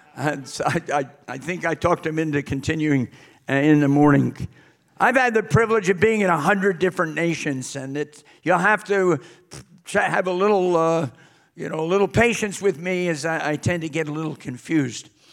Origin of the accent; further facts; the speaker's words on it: New York City, New York, United States; moved away as an adult; also born or lived in Britain; now in United Kingdom; I'm actually from New York City area